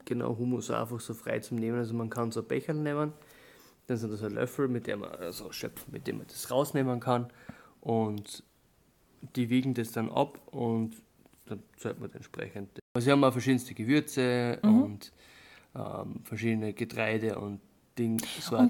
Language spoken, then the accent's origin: German; Southern Styria, Austria; bei uns in der Südsteiermark